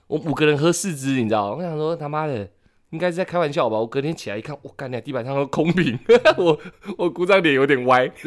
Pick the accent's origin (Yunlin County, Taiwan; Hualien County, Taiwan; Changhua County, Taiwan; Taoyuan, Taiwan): Changhua County, Taiwan; moved away; 我是回彰化过年